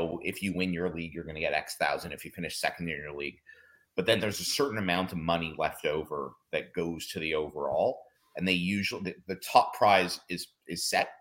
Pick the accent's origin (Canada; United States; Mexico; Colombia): Canada; we're Canadian